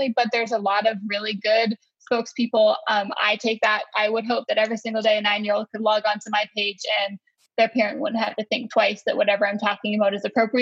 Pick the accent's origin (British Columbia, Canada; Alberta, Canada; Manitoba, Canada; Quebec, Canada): British Columbia, Canada; West Coast of Canada; now in North Carolina, United States; We're from the West Coast. So we grew up with a fresh fish, like the West Coast of Canada